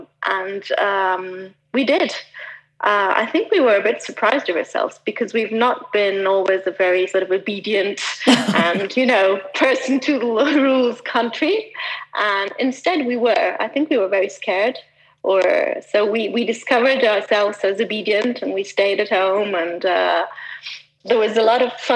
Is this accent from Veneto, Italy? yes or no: no; Milan, Lombardy, Italy; also born or lived in Switzerland; I was born in Switzerland, but just by chance, just over the border. But I grew up in Milan.